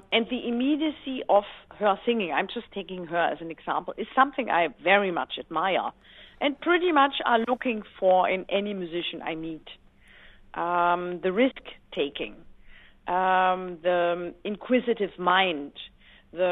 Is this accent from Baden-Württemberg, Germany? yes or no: yes; Black Forest, Baden-Württemberg, Germany; I grew up in the Black Forest pretty much being a tomboy with two older brothers